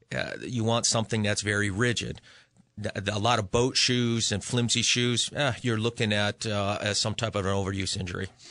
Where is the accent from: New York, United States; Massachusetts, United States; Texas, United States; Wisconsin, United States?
Massachusetts, United States; Western; now in Connecticut, United States; I'm originally from Western Mass